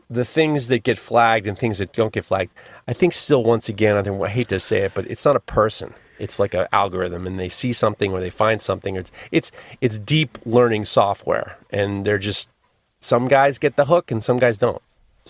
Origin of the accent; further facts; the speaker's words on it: Canada; But being Canadian, I have to say sorry for boring you.